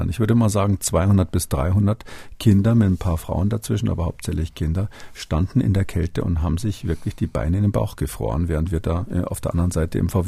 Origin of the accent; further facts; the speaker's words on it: West Germany, Germany; dass das nicht, wie man vielleicht so denkt als, als Wessi, sage ich mal